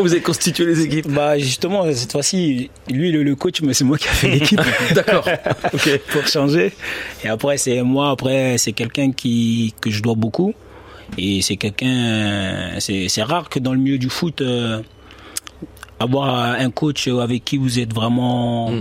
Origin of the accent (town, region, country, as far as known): Bordeaux, Nouvelle-Aquitaine, France; born or raised there; now in Besançon, France